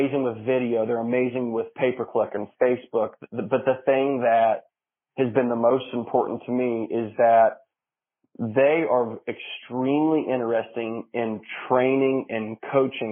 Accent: Marion, United States; born or raised there

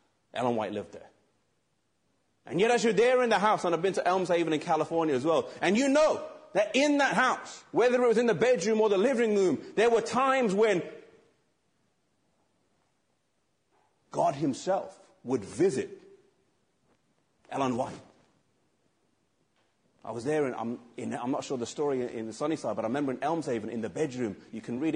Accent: England, United Kingdom; I'm English because I'm from England.

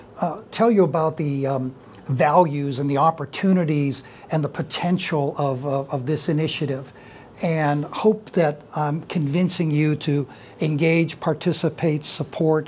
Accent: Youngstown, Ohio, United States; now in Howland, United States; was born in Youngstown and raised in Youngstown

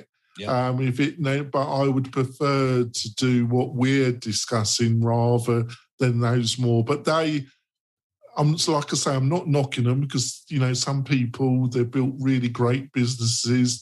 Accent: England, United Kingdom; I'm obviously English, and I used to, as a child, listen to Radio 4

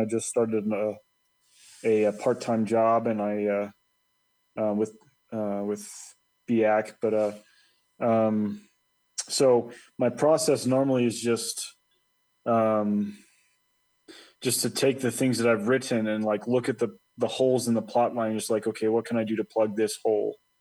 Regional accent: Colorado, United States; born or raised there; also born or lived in Dallas, Texas / Irving, Texas

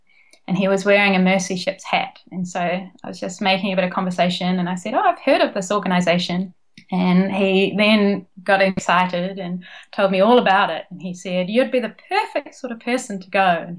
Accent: Nelson, New Zealand; moved away as an adult; also born or lived in Dunedin, New Zealand / Auckland, New Zealand; now in Sydney, Australia; So I'm originally from Nelson in New Zealand, and then I went and studied physiotherapy at Otago University.

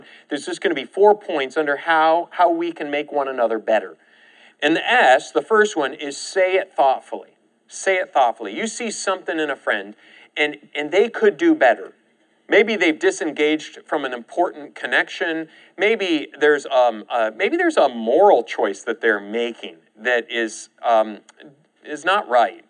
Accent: Michigan, United States; now in Oklahoma, United States; in my case, from Michigan

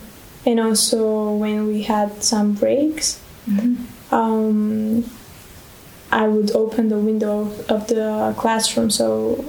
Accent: Bulgaria; Yes, I'm from Bulgaria.

